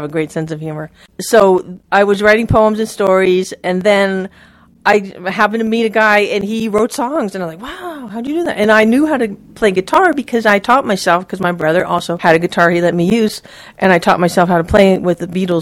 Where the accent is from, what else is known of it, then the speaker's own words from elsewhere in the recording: Maui, Hawaii, United States; now in Joshua Tree, United States; I grew up on Maui